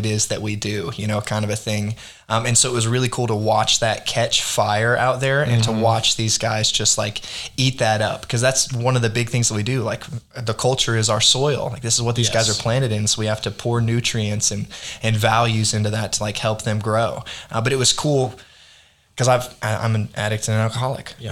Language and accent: English; Arkansas, United States; also born or lived in Texas; I grew up in Arkansas